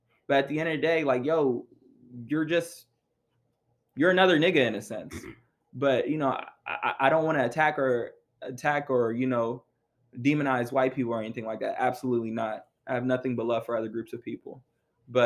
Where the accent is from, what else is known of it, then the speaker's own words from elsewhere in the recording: Khartoum, Sudan; moved away; also born or lived in South Sudan; I'm Southern Sudanese biologically, but I was born in Khartoum, Sudan